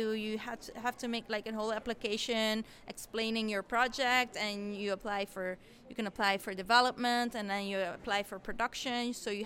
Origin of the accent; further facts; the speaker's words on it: Flanders, Belgium; I'm from the Flemish side. So Belgium has two sides. We have a French-speaking side, Wallonia, and a Dutch-speaking part, Flanders.